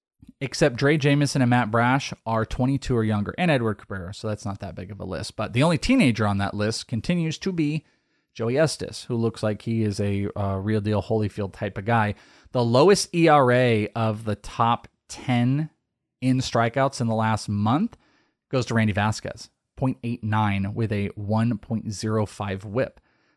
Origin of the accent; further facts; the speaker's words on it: Wales, United Kingdom; I'm Welsh. I'm out of here.